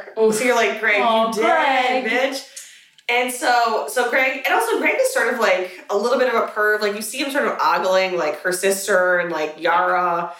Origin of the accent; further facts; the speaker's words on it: United States; as an American